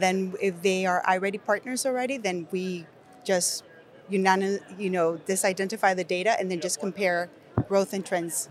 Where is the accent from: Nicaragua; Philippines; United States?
Nicaragua; English is a second language; moved away; I'm an English learner, if you cannot tell from my accent, I was born in Nicaragua